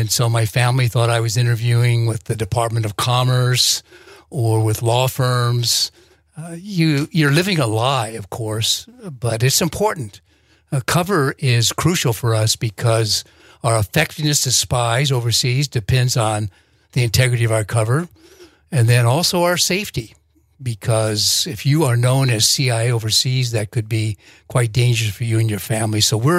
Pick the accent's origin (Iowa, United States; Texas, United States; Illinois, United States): Iowa, United States; moved away as an adult; I wanted to go back to my home state of Iowa.